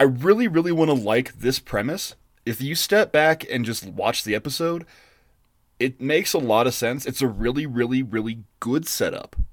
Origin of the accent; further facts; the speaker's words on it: United States; I'm an American.